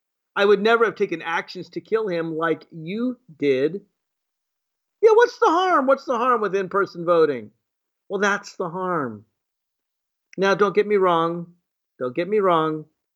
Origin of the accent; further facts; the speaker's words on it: Virginia, United States; but I know in my home state of Virginia, you can actually vote in person